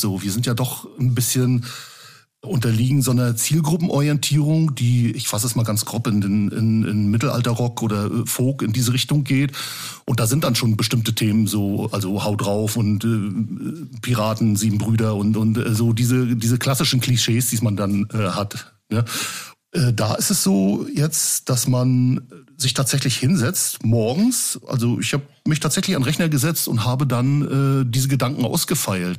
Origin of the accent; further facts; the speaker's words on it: Rostock, Mecklenburg-Vorpommern, Germany; Wo ich geboren bin, in der, in der Hansestadt, in der wunderschönen Hansestadt Rostock.